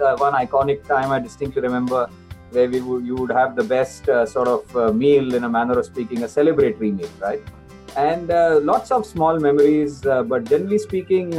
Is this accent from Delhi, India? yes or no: no; Pune, Maharashtra, India; moved away as an adult; also born or lived in Bombay / Singapore; now in London, United Kingdom; I grew up in Pune. Right? So all through my schooling and my college, right up to finishing my post-graduation, I was in Pune.